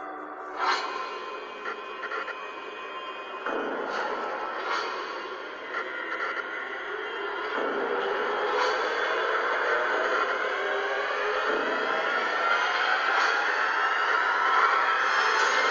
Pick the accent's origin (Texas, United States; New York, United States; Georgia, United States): Texas, United States; Dallas; my hometown of Dallas